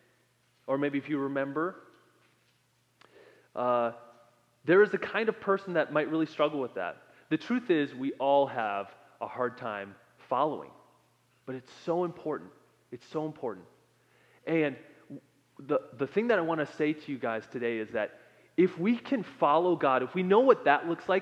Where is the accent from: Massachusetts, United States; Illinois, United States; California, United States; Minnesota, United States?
Minnesota, United States; moved away; I come from Minnesota